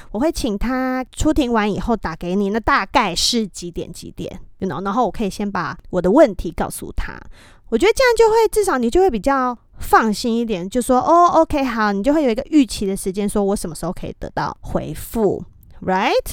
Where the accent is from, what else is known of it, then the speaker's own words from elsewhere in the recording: Taiwan; moved away as an adult; also born or lived in United States; 我是一位来自台湾的太太，讲中文